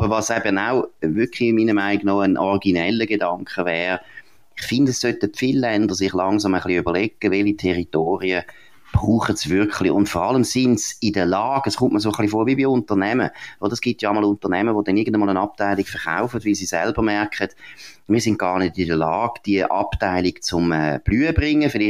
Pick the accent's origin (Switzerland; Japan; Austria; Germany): Switzerland; vielleicht tönt das jetzt ein bisschen unbescheiden als Schweizer